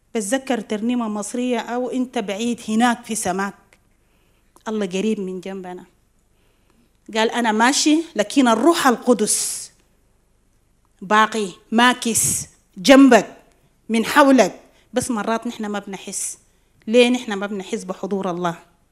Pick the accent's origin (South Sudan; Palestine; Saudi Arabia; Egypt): South Sudan; بجنوب السودان مرينا بحروب